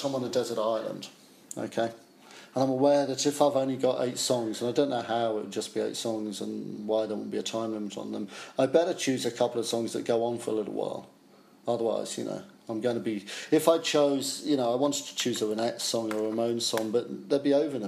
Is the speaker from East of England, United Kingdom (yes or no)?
yes; Chelmsford, East of England, United Kingdom; moved away as an adult; As a kid, I grew up in Chelmsford, Essex.